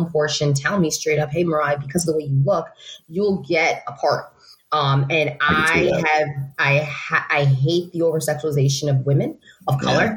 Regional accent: New York City, New York, United States; I grew up in the Bronx.

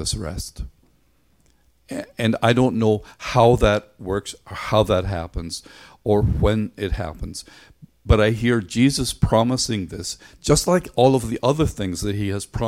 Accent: Ireland; moved away; When I was a kid growing up in Ireland

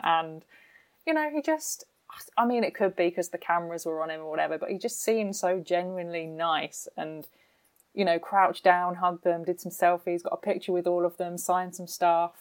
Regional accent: United Kingdom; I'm British

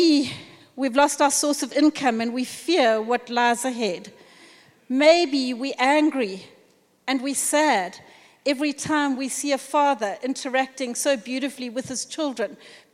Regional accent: South Africa; as a South African nation

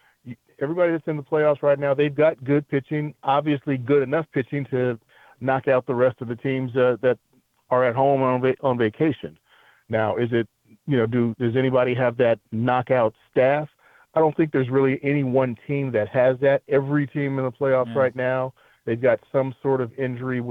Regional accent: San Diego, California, United States; I was a San Diego boy, born and bred in San Diego

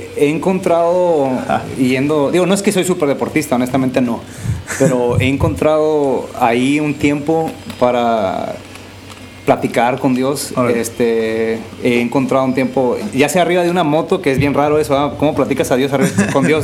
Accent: San Quintín, Baja California, Mexico; also born or lived in Tijuana / Durango; yo crecí en el Valle de San Quintín de, mis cinco años a los 17

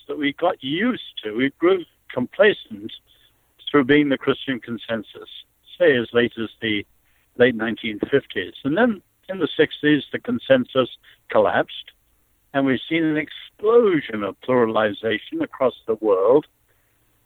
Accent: China; moved away; I was born in China

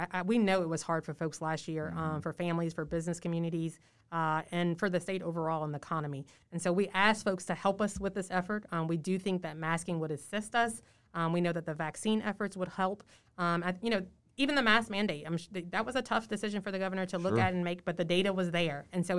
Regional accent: Port Salvador, Louisiana, United States; I'm from Plaquemines Parish, from Port Salvador.

